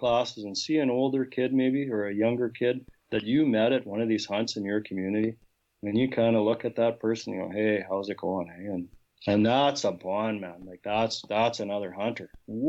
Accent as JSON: {"language": "English", "town": "Portage", "country": "United States", "tie": "born or raised there", "said": "growing up in Portage, even I had no buddies that hunted"}